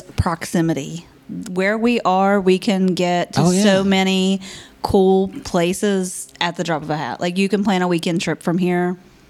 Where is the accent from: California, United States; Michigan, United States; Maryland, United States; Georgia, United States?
Georgia, United States; moved away; I'm from Georgia.